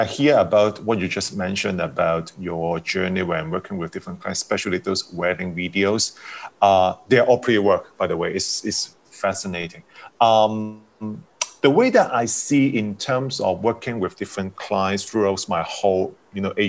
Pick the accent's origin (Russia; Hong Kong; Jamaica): Hong Kong; I was coming from Hong Kong